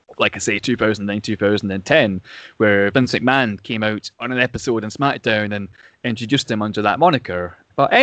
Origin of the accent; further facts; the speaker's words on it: Scotland, United Kingdom; I am also from Scotland